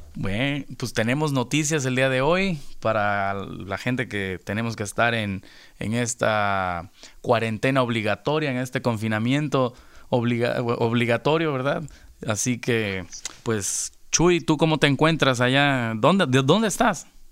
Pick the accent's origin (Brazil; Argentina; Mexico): Mexico; Veracruz; now in Los Angeles, United States